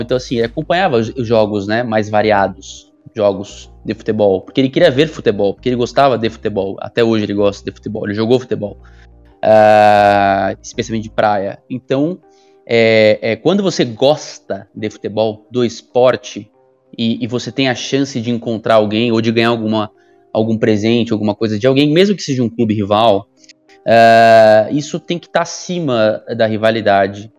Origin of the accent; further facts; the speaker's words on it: Santos, São Paulo, Brazil; da minha cidade natal, né? Porque eu sou de Santos